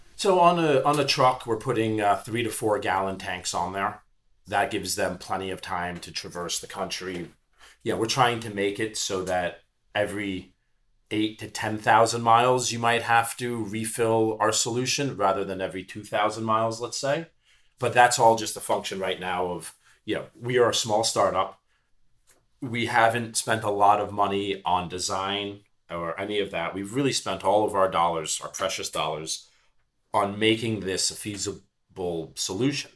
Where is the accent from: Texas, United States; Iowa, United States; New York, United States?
New York, United States; New York City; I'm a New York City guy. I was born and bred in Manhattan